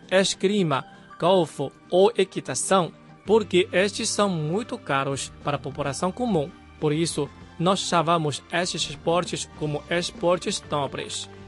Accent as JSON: {"language": "Portuguese", "country": "Macau", "moved": "as an adult", "said": "depois de me graduar da universidade e quando eu saí de Macau, ah, naquela época não tinha muitos centros de treinamento de esgrima."}